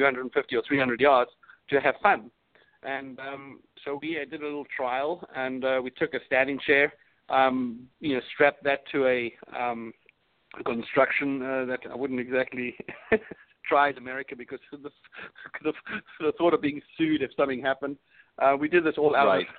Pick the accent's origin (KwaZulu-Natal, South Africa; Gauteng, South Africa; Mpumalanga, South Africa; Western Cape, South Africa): Western Cape, South Africa; Cape Town; also born or lived in Europe; now in United States; I am originally from the other side of the pond, or further south, actually. I was born in South Africa, Cape Town